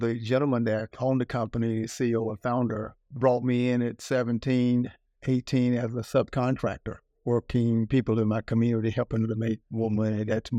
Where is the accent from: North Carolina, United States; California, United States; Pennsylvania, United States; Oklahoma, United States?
North Carolina, United States; I come from North Carolina, real terrible place, you know, mom, eight kids, single parent, dirt road, grew up poor, working three jobs.